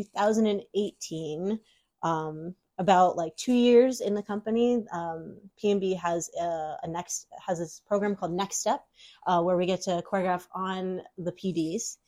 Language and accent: English; Tacoma, Washington, United States; also born or lived in Seattle, Washington; I'm originally from Tacoma, Washington, so about a 45-minute drive south from Seattle